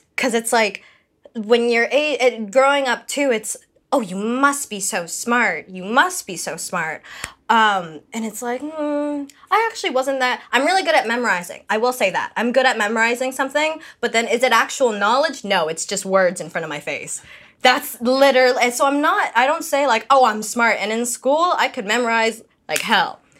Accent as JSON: {"language": "English", "country": "Canada", "tie": "born or raised there", "accent": "slight Filipino accent", "said": "I grew up here"}